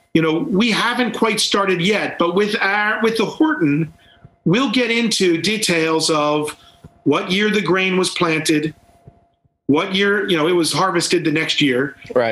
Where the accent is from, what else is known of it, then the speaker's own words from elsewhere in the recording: Baltimore, Maryland, United States; now in Brooklyn, United States; I was born in Baltimore